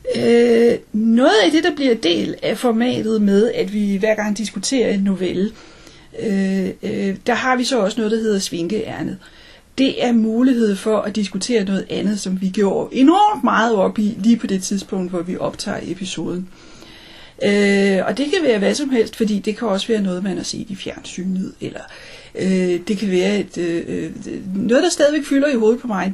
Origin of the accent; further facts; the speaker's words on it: Denmark; der er vi begge to danskere